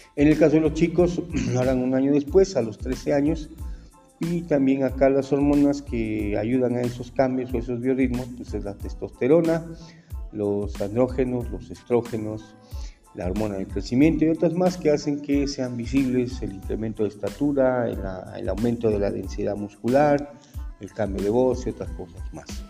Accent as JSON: {"language": "Spanish", "country": "Mexico", "said": "nuestra psicología como mexicanos"}